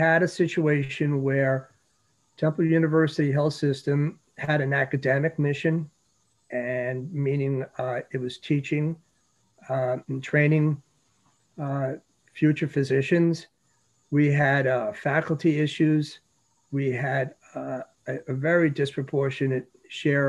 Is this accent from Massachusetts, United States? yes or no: no; New York City, New York, United States; moved away; I grew up in New York City, so I knew about poor neighborhoods